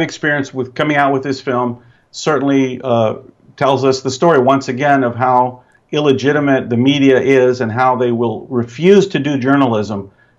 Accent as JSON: {"language": "English", "region": "Tennessee", "country": "United States", "tie": "born or raised there", "said": "I grew up in Tennessee, all brothers, black and white, had Asian friends."}